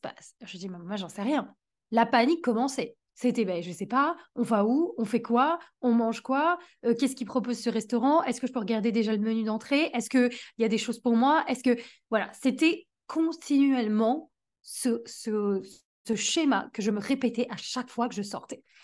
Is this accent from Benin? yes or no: no; France; en tant que bonne française